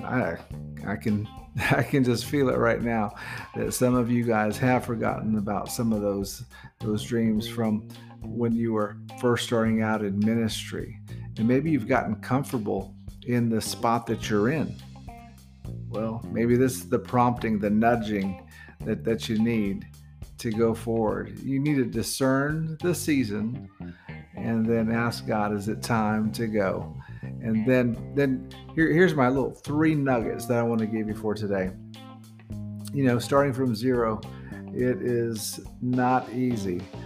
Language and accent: English; near Fort Bragg, North Carolina, United States; moved away as an adult; now in Philippines; We're from North Carolina in the United States, and we come from right outside the Fort Bragg area